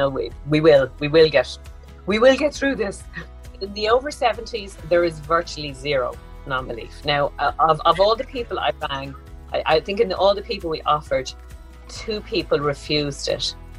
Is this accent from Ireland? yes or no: yes; Dublin, Leinster, Ireland; Born and raised in Dublin, capital of Ireland